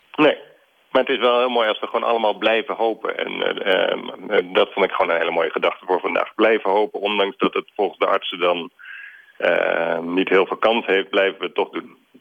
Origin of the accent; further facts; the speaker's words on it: Alphen aan de Rijn, South Holland, Netherlands; ik als kind in Alphen aan de Rijn lid was van de Bijbelclub